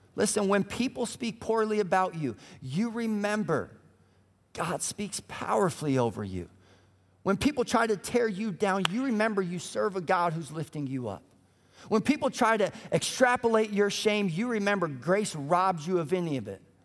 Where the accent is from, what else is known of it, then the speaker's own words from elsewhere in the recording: Colorado, United States; also born or lived in Minneapolis; now in Indianapolis, United States; I grew up in Colorado